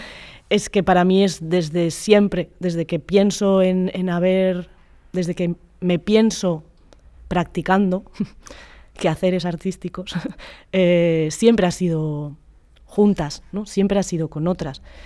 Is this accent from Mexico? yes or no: no; Basque Country, Spain; soy vasca